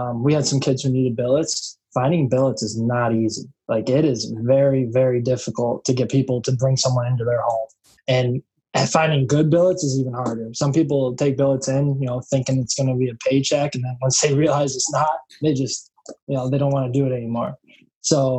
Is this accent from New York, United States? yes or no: yes; Buffalo, New York, United States; I'm some scrub from Buffalo